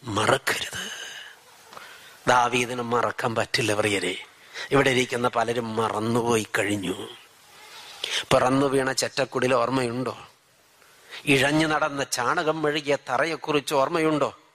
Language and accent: Malayalam; Wayanad, Kerala, India; ഞങ്ങൾ ഒരു നാട്ടുകാരാ വയനാട്ടുകാരാ